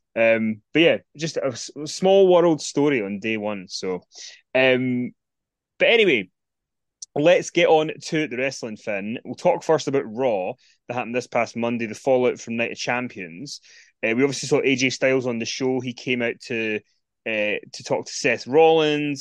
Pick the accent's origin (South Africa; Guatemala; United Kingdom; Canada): United Kingdom; Scotland; It's in Scotland.